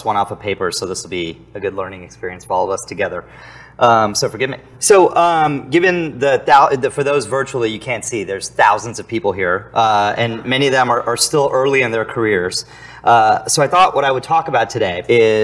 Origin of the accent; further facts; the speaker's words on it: San Antonio, Texas, United States; moved away as an adult; also born or lived in Chicago; I grew up in San Antonio, Texas, and suddenly I was living in Chicago